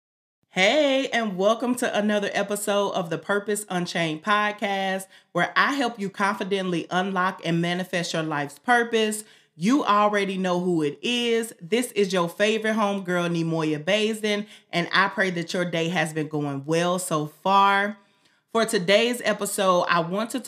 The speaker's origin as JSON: {"language": "English", "region": "Southern Illinois", "country": "United States", "said": "I'm from Southern Illinois"}